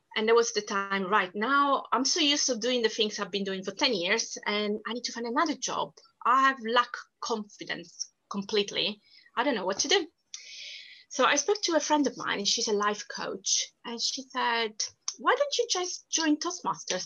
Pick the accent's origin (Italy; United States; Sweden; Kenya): Italy; Sicily; accent: Italian; English is a second language; moved away as an adult; now in United Kingdom; I was born and raised in Sicily, which is the furthest south of Italy.